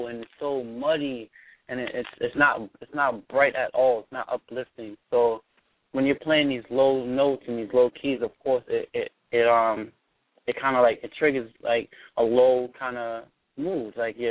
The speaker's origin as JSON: {"language": "English", "town": "New York City", "region": "New York", "country": "United States", "said": "I'm from the Bronx. I'm from the hood."}